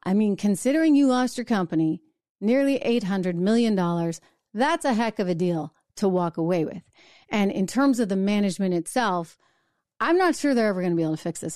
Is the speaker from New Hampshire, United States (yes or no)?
yes; New Hampshire, United States; New Hampshire. Those are my roots